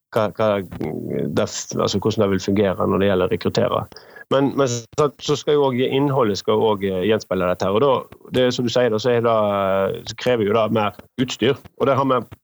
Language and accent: Norwegian; Western Norway, Norway; jeg kommer fra Vestlandet, som en kanskje hører, og er da vokst opp med industri rundt, rundt meg